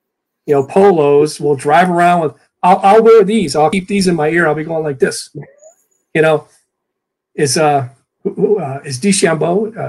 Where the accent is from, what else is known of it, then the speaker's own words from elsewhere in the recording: Ohio, United States; moved away; I'm from Ohio.